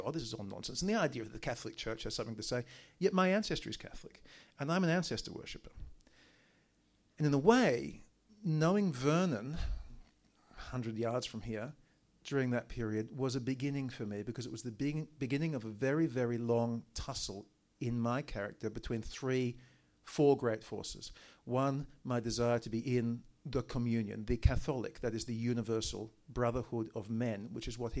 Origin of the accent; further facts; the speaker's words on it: Daylesford, Victoria, Australia; first language English; I'd gone to school in Daylesford